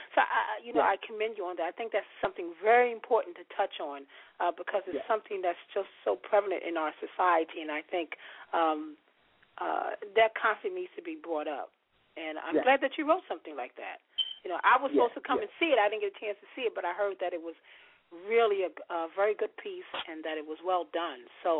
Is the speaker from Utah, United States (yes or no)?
no; New York, United States; now in Philadelphia, United States; me being a New Yorker myself